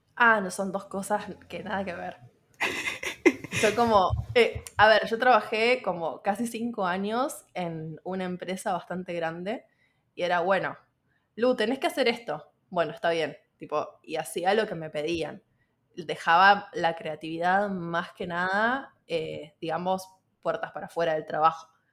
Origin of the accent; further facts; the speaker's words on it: Buenos Aires, Argentina; moved away as an adult; now in Montevideo, Uruguay; soy nacida en Argentina, en Buenos Aires, y ahora estoy viviendo en Montevideo, Uruguay.